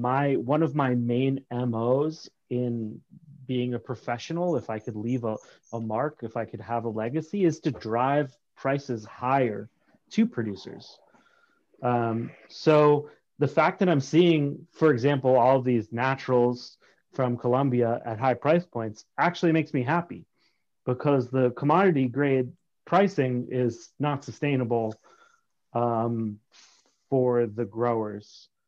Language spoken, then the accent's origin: English; Massachusetts, United States; also born or lived in Berlin, Vermont; And I spent about 6 years embedded in that snow until I moved to Massachusetts, where I had all my formative years.